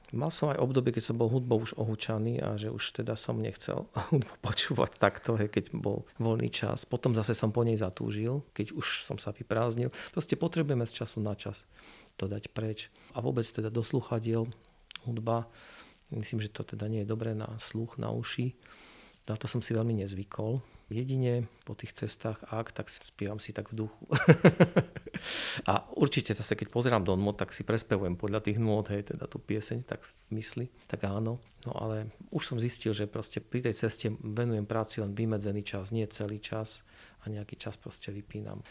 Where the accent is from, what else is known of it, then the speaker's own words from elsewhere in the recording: eastern Slovakia, Slovakia; my sme z východného Slovenska